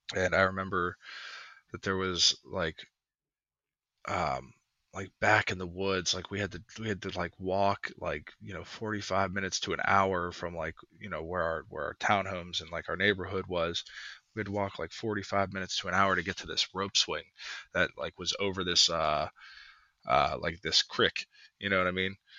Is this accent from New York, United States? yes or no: no; Pittsburgh, Pennsylvania, United States; from Pittsburgh